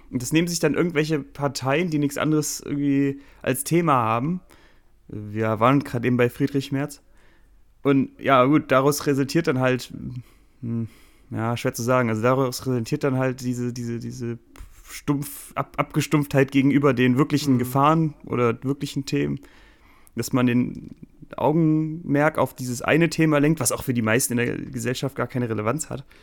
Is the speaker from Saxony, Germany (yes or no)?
no; Cologne, North Rhine-Westphalia, Germany; als Kölner ist man natürlich da irgendwie, äh, ist, ist, ja die ganze römische Architektur. Man wird da, also, man darf ja in Köln nirgends so buddeln, weil man immer auf irgendeinen, äh, irgendeinen römischen Scheiß da stößt, ne?